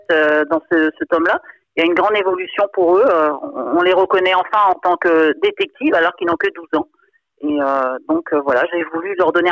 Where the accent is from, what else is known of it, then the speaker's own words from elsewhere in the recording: Brittany, France; Bon, moi, je suis bretonne. C'est vrai que nous, on a beaucoup de légendes aussi ici.